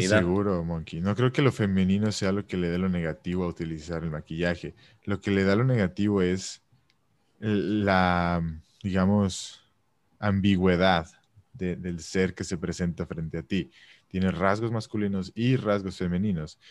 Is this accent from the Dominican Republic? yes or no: no; Mexico; yo como mexicano